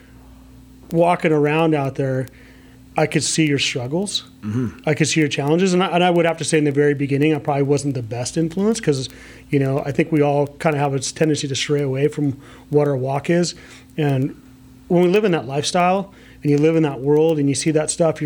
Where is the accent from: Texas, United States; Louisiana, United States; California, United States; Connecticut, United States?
California, United States; Montebello, Boyle Heights, La Habra; I was originally born in Montebello. We lived in Boyle Heights and we moved to La Habra.